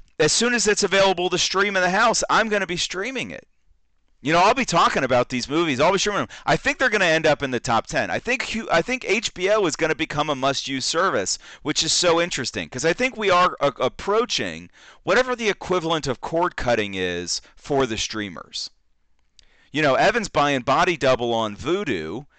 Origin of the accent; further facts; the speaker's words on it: Texas, United States; You know, I go over there, I'm from Texas, I got cowboy boots on, the hat, the whole deal.